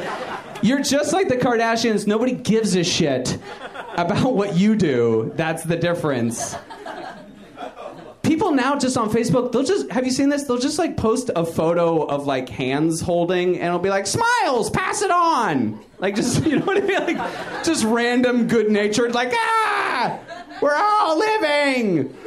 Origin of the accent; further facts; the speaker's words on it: Brooklyn, New York, United States; born there; Like, I was born in Brooklyn.